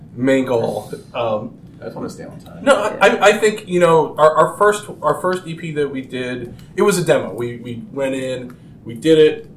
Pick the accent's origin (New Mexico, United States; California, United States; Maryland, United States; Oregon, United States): Maryland, United States; also born or lived in Chicago, Illinois; I'm originally from Chicago. I, I moved here uh, in the, the very early '90s. Um, my so all my formative years were, were here in Maryland